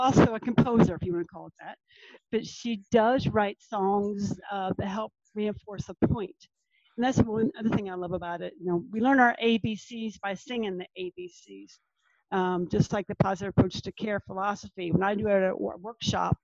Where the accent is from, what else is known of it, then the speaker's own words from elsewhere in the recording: Norfolk / Virginia Beach, United States; my hometown